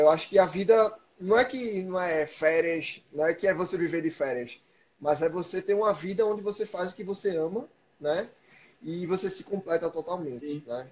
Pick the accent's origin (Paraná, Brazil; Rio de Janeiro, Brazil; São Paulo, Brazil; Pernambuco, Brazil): Pernambuco, Brazil; Recife; moved away; Eu sou de Recife